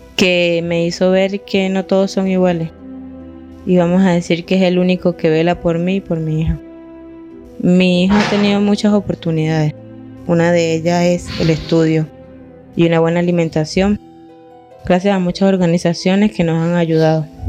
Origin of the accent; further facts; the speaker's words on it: Venezuela; now in Colombia; tengo 28 años y vengo de Venezuela